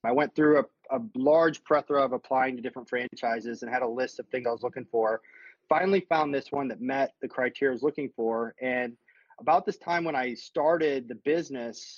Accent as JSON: {"language": "English", "town": "St. Louis", "region": "Missouri", "country": "United States", "tie": "born or raised there", "moved": "yes", "lives_now": "Austin, United States", "said": "I grew up in St. Louis, Missouri"}